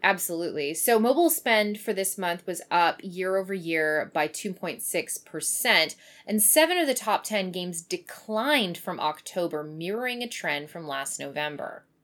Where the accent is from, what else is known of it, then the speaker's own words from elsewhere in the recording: Kamloops, British Columbia, Canada; moved away; the one in Kamloops, so in my hometown